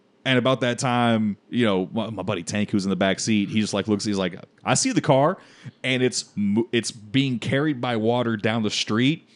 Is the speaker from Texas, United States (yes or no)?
yes; Houston, Texas, United States; I grew up in Houston, grew up on the Gulf Coast